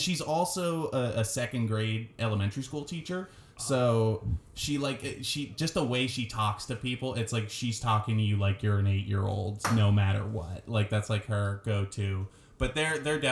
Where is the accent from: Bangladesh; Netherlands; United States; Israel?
United States; Brockton, Massachusetts; I'm from Brockton. I'm from Massachusetts